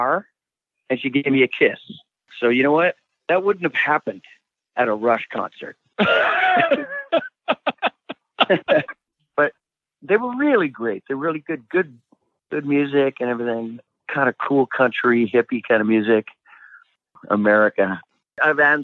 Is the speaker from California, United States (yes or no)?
yes; Sacramento, California, United States; moved away; I grew up in Sacramento for a little while